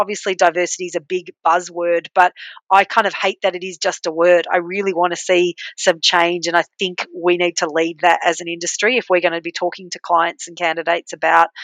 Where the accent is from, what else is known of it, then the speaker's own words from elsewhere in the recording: Australia; accent: Aussie; So, yes, I was born in Australia and I have an Aussie accent